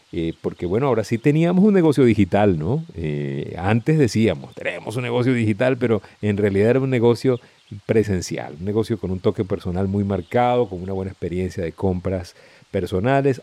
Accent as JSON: {"language": "Spanish", "country": "Venezuela"}